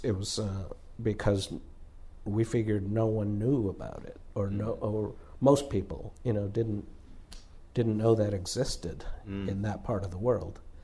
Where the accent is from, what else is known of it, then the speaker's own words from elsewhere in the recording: Southern California, United States; we're from Southern California